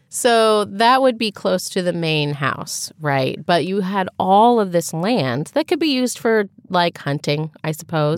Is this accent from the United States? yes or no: yes; Dayton area, Ohio, United States; in my hometown, we had a Heritage Days festival, right? Because we had several log cabins from throughout the Dayton area